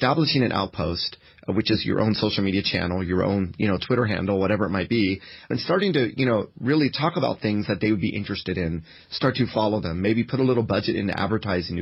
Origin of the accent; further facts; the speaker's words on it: United States; I come from the United States